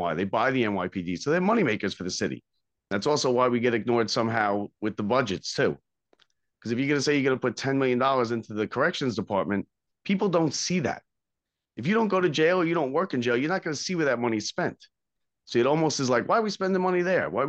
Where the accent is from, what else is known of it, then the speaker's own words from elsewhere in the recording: Sayville, New York, United States; I'm from Long Island originally